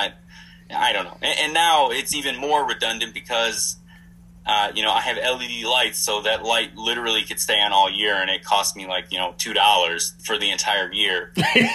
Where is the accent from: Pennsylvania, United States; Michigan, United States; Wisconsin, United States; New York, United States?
Wisconsin, United States; now in Phoenix, United States; I'm originally from Wisconsin